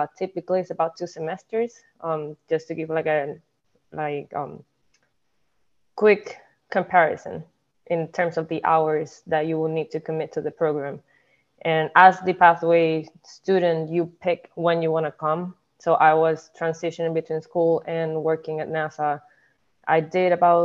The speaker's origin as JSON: {"language": "English", "country": "Puerto Rico", "tie": "born or raised there", "moved": "yes", "said": "I am originally from Puerto Rico. I was born and raised."}